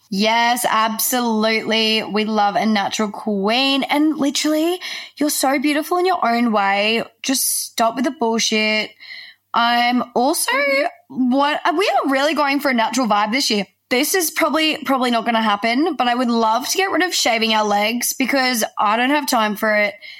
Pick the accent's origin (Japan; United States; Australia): Australia; we're Australian, we add like the E I onto the end of the word